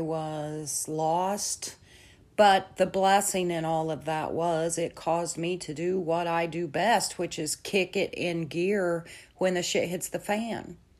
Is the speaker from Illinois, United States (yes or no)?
yes; central Illinois, United States; my family is based in central Illinois